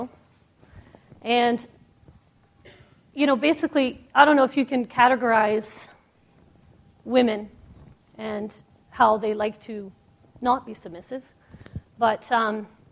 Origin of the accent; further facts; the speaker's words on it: Toronto, Ontario, Canada; I'm from Toronto, Canada